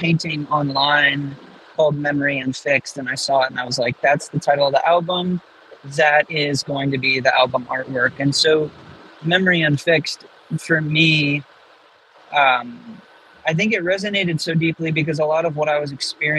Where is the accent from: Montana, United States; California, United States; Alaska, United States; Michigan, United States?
Michigan, United States; also born or lived in Texas; We kind of started in Texas, but I grew up mostly in Michigan, and then a lot of our roots go back to like Owosso, Michigan, and like Lansing area.